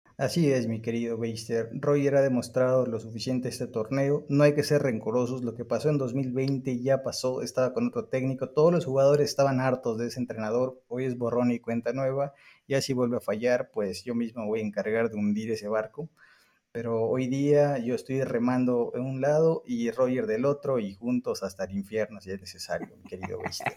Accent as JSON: {"language": "Spanish", "country": "Mexico", "said": "aquí en, México"}